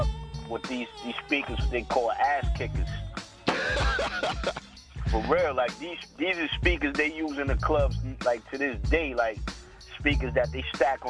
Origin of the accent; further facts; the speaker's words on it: Brooklyn, New York, United States; born there; I was born in Brooklyn, you know what I'm saying?